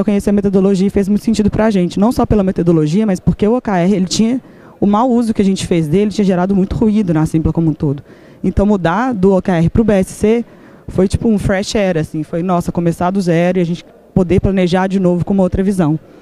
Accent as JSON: {"language": "Portuguese", "town": "Belo Horizonte", "region": "Minas Gerais", "country": "Brazil", "tie": "born or raised there", "said": "sou de BH, sim, nasci em BH"}